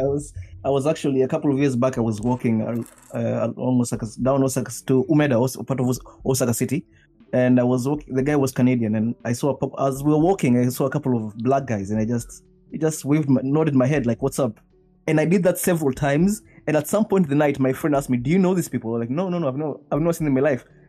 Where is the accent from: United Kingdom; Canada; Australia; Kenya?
Kenya; moved away as an adult; now in Japan; I was born in Kenya